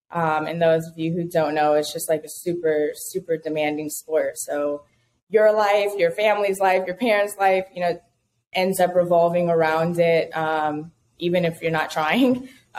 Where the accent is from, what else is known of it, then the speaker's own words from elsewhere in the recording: California, United States; also born or lived in Baton Rouge, United States / Dallas, United States; I am originally from California, and I moved to Atlanta, and I've lived pretty much everywhere across the country since then.